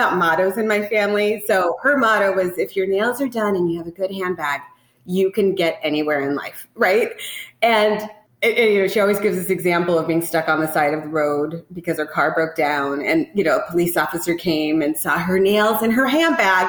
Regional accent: Tacoma, Washington, United States; moved away as an adult; also born or lived in New York City; I grew up in Tacoma, Washington on the West Coast

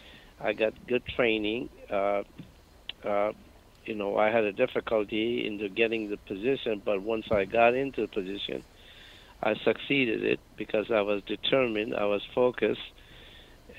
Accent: Patna, Bihar, India; moved away as an adult; also born or lived in Darbhanga, India / New York City, United States; now in United States; I grew up in a small city called Patna. Patna, actually, I was born in a small city called Darbhanga

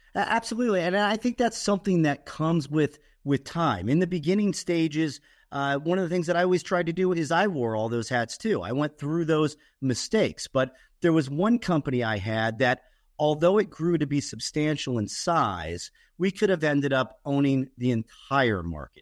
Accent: Fairborn, Ohio, United States; also born or lived in Dayton, Ohio; I grew up in Dayton, Ohio, Fairborn, Ohio

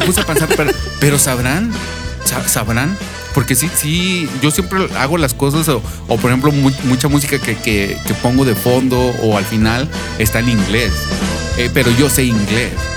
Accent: Monterrey, Nuevo León, Mexico; allá en, en, mi niñez, allá en Nuevo León, en Monterrey

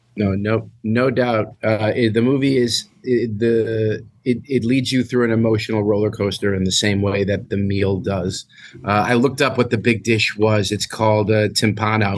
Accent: New York City, New York, United States; I grew up in New York City and used to take the New York City public bus home from school

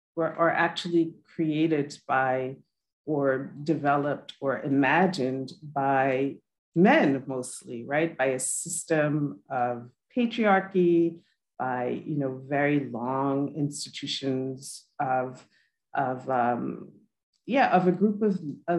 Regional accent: New York City, New York, United States; I am a first generation American. My parents were immigrants from Haiti. I was born in New York City

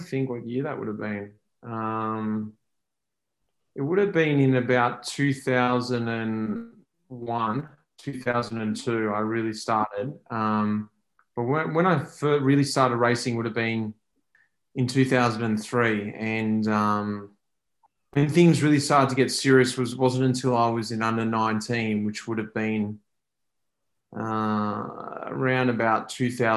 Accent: Victoria, Australia; I'm from Victoria

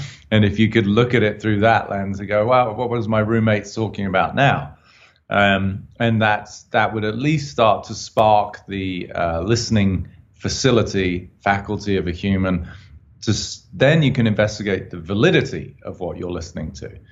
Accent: United Kingdom; I'm obviously a Brit

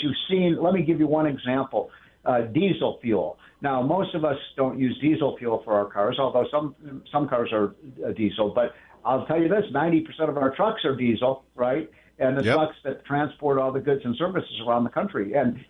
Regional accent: Chicago, Illinois, United States; now in Washington, United States; I'm from Chicago

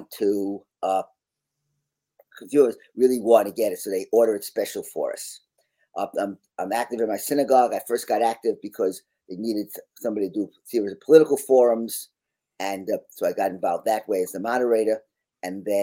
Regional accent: Long Island, New York, United States; moved away as an adult; now in Washington, D.C., United States; I'm a native New Yorker. I grew up on Long Island. I wound up moving to Washington, D.C. 36 years ago

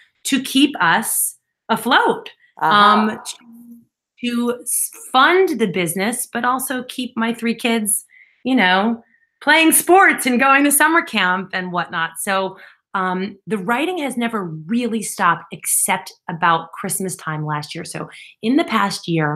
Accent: East Northport, New York, United States; I grew up on Long Island in East Northport

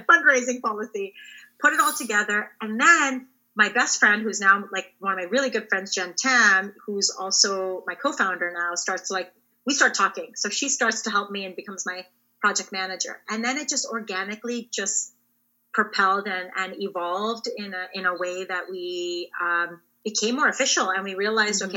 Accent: Ontario, Canada; I grew up in Ontario

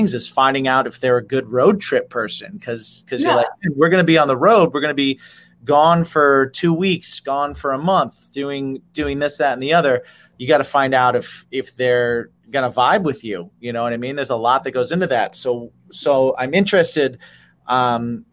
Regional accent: Indiana, United States; now in New York, United States; I'm from Indiana and I live in New York. So every during the holidays, I drive home

